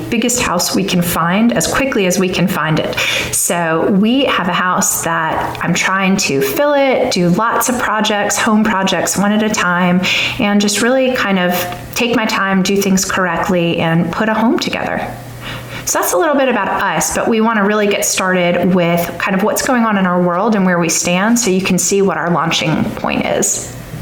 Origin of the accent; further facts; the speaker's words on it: Long Island, New York, United States; also born or lived in Washington, District of Columbia, United States / East Coast; now in Alabama, United States; I grew up in Long Island, New York, but we've lived, my husband and I have lived all over the East Coast